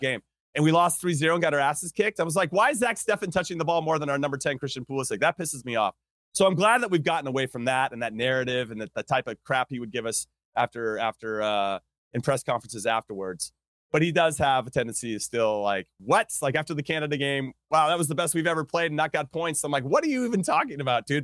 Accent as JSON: {"language": "English", "region": "Southern California", "country": "United States", "tie": "born or raised there", "said": "I grew up in Southern California"}